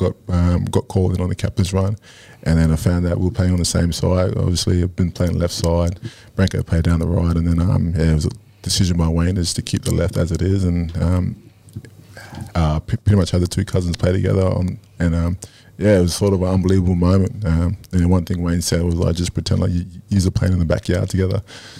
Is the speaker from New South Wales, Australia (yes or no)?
no; Brisbane, Queensland, Australia; In Brisbane.